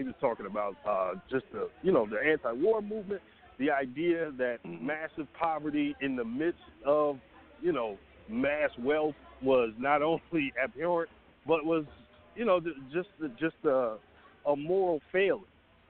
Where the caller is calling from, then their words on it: Atlanta, Georgia, United States; I'm in Atlanta, man.